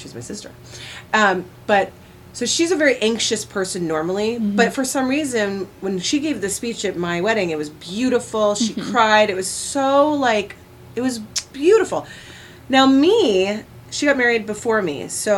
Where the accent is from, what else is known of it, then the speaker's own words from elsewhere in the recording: West Coast, United States; growing up on the West Coast